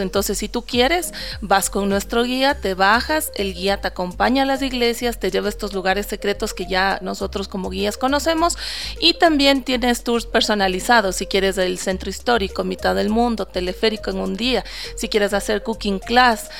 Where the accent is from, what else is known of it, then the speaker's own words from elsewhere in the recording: Quito, Pichincha, Ecuador; como quiteños tenemos